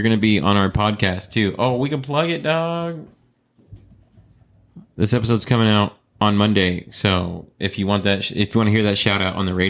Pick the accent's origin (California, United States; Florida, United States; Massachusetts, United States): Florida, United States; moved away; I'm from Florida.